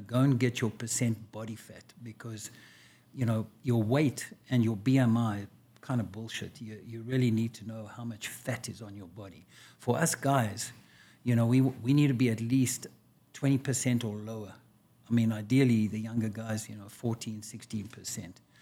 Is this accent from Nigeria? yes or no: no; South Africa; moved away as an adult; now in United States; I was born and raised in South Africa a long time ago